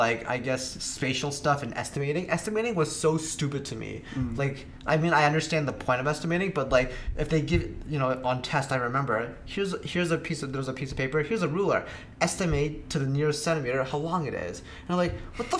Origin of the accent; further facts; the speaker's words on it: Canada; I grew up in Canada